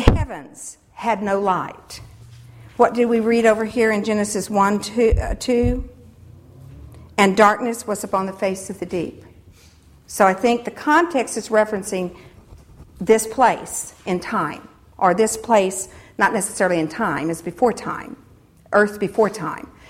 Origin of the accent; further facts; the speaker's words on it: United States; as Christians, and particularly as American Christians